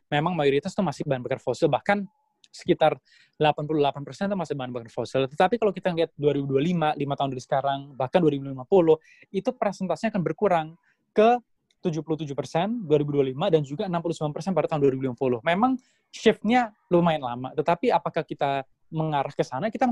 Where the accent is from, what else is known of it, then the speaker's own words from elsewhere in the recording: Surabaya, East Java, Indonesia; orang tua saya keluarga saya orang Indonesia saya orang Jawa Timur saya orang Surabaya